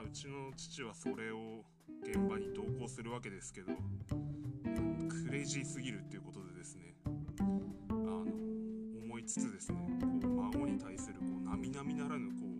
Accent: Odate, Akita, Japan; moved away as an adult; now in Akita, Japan; 私はこう生まれた市を離れてですね大館市というところなんですけれどもそこを離れて、えー、秋田市というところでずっと生活しているんですね

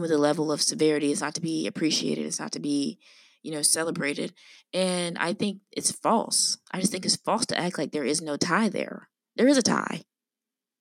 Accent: the American South, United States; we are Black American women, and we do come from the South.

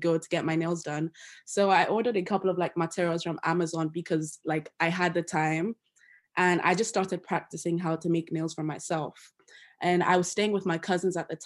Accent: Nigeria; moved away as an adult; now in Loughborough, United Kingdom; I'm also Nigerian. Yes, I'm an international student who's just in the UK for school

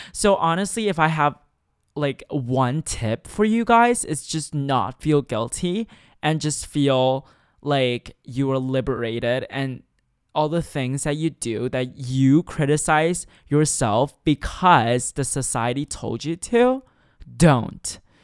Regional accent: China; now in Shanghai, China; growing up in China

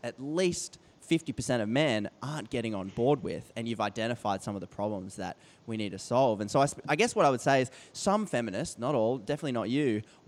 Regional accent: Australia; as an Australian

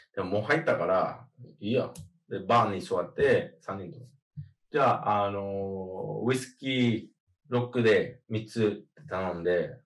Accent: Miami, Florida, United States; moved away; also born or lived in Australia; マヤミ出身

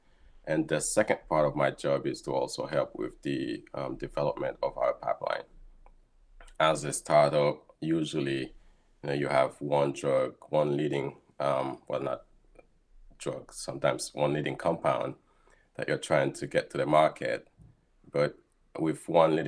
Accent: Haiti; moved away as an adult; also born or lived in South Florida, United States / Rochester, United States; now in Boston, United States; I was born and raised in Haiti, and shortly after high school, I moved to South Florida

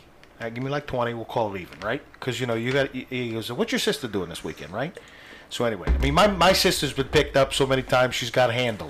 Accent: Queens, New York, United States; No, I'm from Queens.

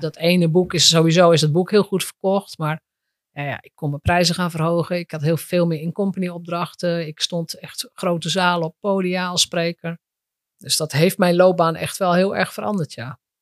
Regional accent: Drenthe, Netherlands; moved away; ik kom uit Drenthe oorspronkelijk. Als Drents meisje

